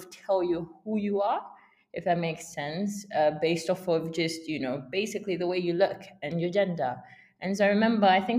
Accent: United Kingdom; for being black, for being female, for being British and Zambian

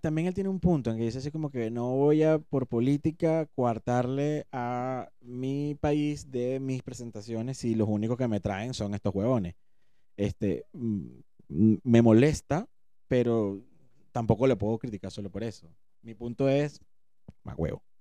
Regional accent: Venezuela; nosotros que somos venezolanos

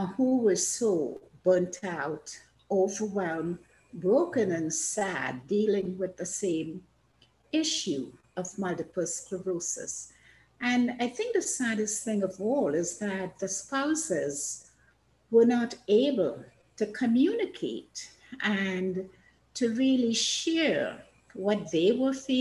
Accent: Trinidad & Tobago; moved away as an adult; now in Canada; I was born in Trinidad in the Caribbean

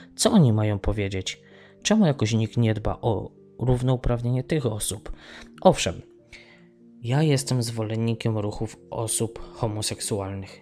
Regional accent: Tarnów, Lesser Poland, Poland; now in Ireland; Ja wychowałem się w Tarnowie, w dzielnicy Mościce

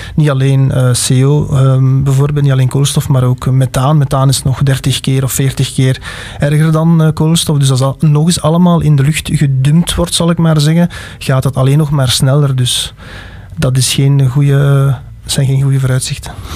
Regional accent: Alsemberg, Flanders, Belgium; ik ben van Alsenberg afkomstig, het weer in Beersel, Halle

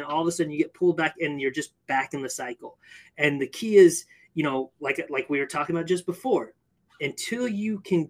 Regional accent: California, United States; I grew up in California

